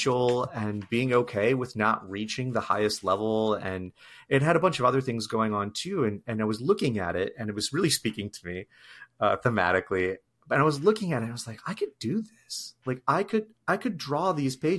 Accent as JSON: {"language": "English", "area": "the Great Lakes states", "region": "Midwest", "country": "United States", "tie": "born or raised there", "said": "I grew up primarily in the Midwest"}